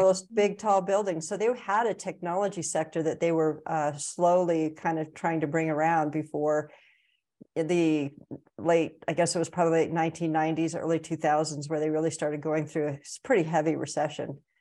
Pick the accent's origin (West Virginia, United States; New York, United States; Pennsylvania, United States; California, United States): California, United States; I'm from California